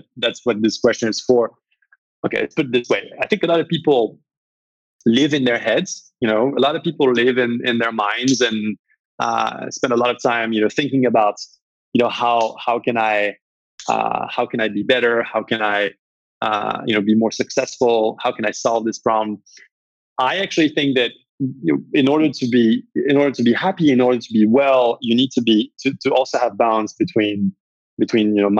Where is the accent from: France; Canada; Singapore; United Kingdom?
France; moved away; I grew up in France and my mother's side is French.